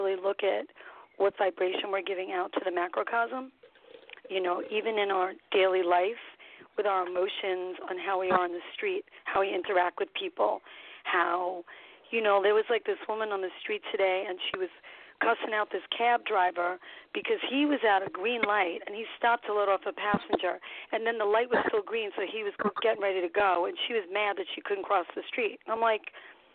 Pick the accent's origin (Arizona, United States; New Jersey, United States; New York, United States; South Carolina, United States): New York, United States; New York City; also born or lived in Florida; I am from New York City. I'm a New York City girl, Brooklyn born and bred